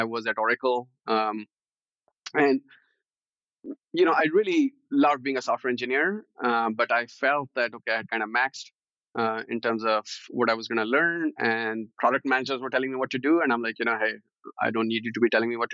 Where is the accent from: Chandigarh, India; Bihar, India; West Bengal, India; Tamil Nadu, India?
Chandigarh, India; moved away as an adult; now in United States; I grew up in Chandigarh, which happens to be one of the most planned cities in India.